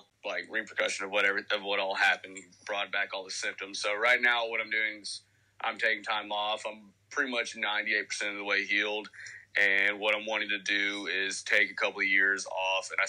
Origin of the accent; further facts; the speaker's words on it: Tennessee, United States; I'm 25 from Tennessee.